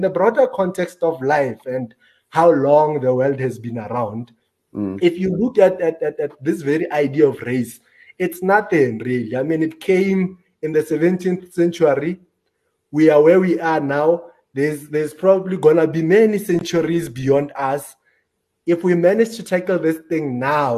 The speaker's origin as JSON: {"language": "English", "country": "South Africa"}